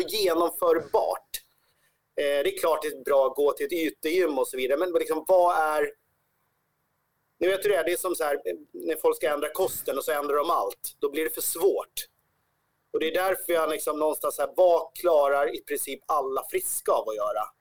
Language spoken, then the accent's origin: Swedish; Sweden; vår chans som svenskar